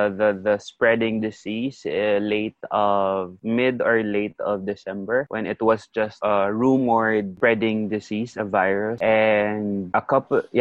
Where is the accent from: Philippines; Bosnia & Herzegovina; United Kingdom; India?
Philippines; Iloilo City, Western Visayas; moved away as an adult; now in Beijing, China; I came here in 2009, late of 2009. And I am definitely a Filipino from Iloilo